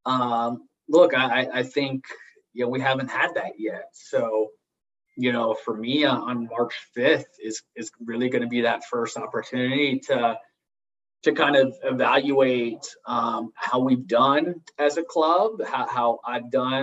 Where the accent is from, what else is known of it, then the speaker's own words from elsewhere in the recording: Italy; now in Charlotte, United States; where I grew up in Italy